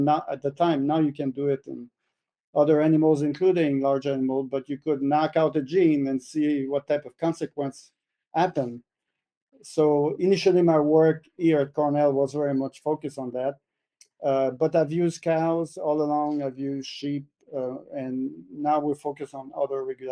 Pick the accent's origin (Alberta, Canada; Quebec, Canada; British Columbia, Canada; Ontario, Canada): Quebec, Canada; moved away as an adult; also born or lived in Guelph; I'm from Quebec, Canada. So born in Quebec, was raised on a dairy farm, went to school at Laval University